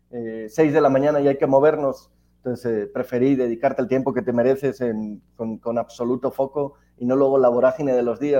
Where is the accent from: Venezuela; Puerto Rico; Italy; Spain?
Spain; Alicante, Valencian Community; moved away as an adult; now in Mexico; soy español, ya más mexicano que, alicantino, que español. Llevo ya 11 años en México, mujer mexicana